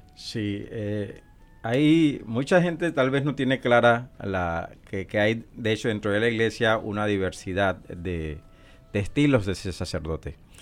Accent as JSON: {"language": "Spanish", "region": "Colón", "country": "Panama", "tie": "born or raised there", "also_born_or_lived": "Puerto Rico / Honduras", "moved": "yes", "lives_now": "Omaha, United States", "said": "yo soy originario de la, de la ciudad de Colón, de la República de Panamá"}